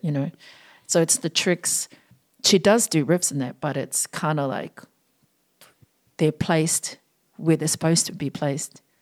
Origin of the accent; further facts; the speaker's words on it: Auckland, New Zealand; also born or lived in Sydney, Australia; now in Australia; I grew up in South Auckland